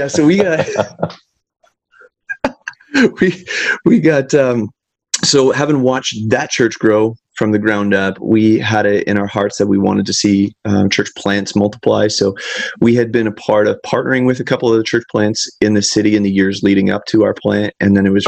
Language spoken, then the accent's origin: English; Canada; being stereotypical Canadian, growing up playing hockey